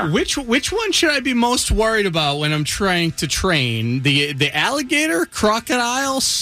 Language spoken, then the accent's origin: English; Boston, Massachusetts, United States; now in Kissimmee, United States; I'm originally from Boston.